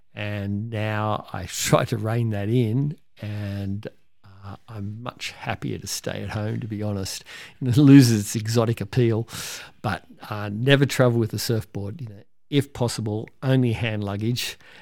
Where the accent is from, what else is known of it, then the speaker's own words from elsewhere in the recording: Cronulla, New South Wales, Australia; Mark Hockolupo as an amazing young surfer I grew up in Cronulla